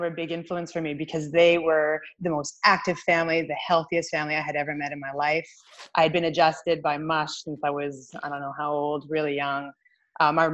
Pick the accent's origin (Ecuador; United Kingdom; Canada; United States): Canada; Winnipeg, Manitoba; moved away as an adult; also born or lived in Australia; I grew up in Winnipeg